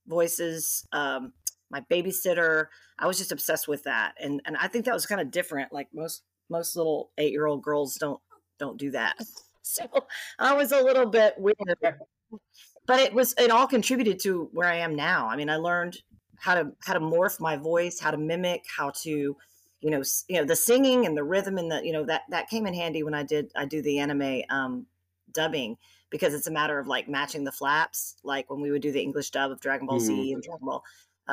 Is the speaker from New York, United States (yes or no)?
no; Memphis, Tennessee, United States; now in Texas, United States; I'm from Memphis, Tennessee